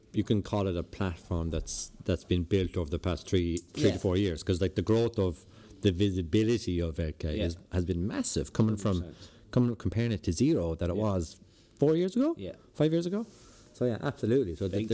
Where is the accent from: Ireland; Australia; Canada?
Ireland; Lahinch, Munster; growing up in Lahinch